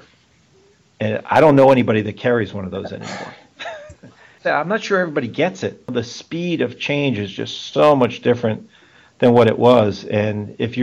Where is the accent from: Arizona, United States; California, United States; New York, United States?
New York, United States; New York City; moved away; my hometown of Brooklyn